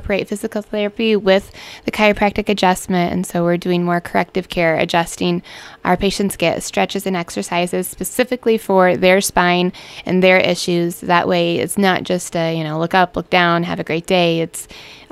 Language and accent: English; Central Illinois, United States; moved away as an adult; now in Wentzville, United States; I was born and raised in Central Illinois